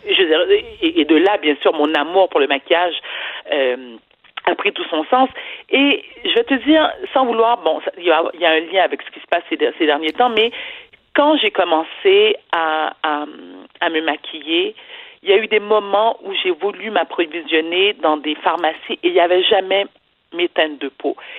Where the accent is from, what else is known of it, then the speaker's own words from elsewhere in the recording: Montreal, Quebec, Canada; je suis née et j'ai été élevée à Outremont